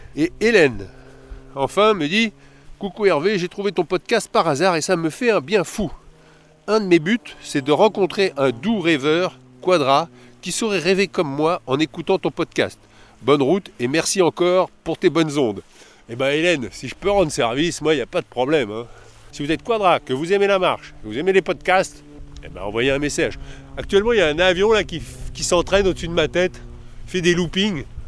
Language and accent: French; Paris, Île-de-France, France; je suis de Paris